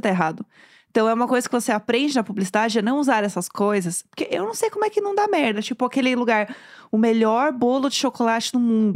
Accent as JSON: {"language": "Portuguese", "region": "São Paulo", "country": "Brazil", "said": "eu sou de São Paulo, né? E eu, querendo ou não, frequentava a classe média de São Paulo."}